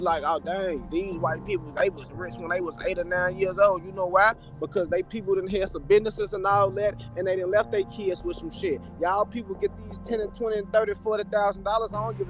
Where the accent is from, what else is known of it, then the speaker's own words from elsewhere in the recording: Chicago, Illinois, United States; also born or lived in Atlanta / Alabama / Cincinnati; Well, I'm gonna say I'm born in Chicago, but like raised, you feel me? Like this my home, you feel me? That's where I'm at right now. But like I lived out of state, you feel me? I done lived in Atlanta, I done lived in Alabama, in Cincinnati